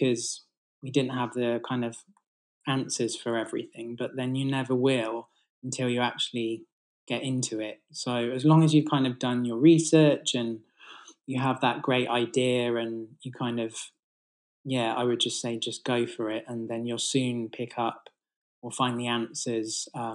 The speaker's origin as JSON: {"language": "English", "town": "Bath", "region": "South West England", "country": "United Kingdom", "tie": "born or raised there", "said": "I grew up in Bath, actually, so beautiful kind of architecture there."}